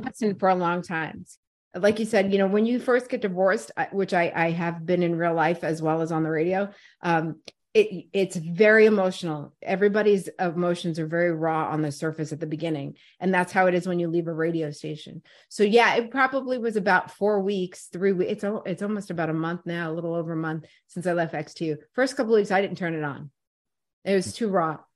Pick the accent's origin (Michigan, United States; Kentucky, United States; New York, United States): New York, United States; New York City; born or raised there; moved away as an adult; also born or lived in Brooklyn, New York / Voorhees, New Jersey / Washington, D.C.; now in Philadelphia, United States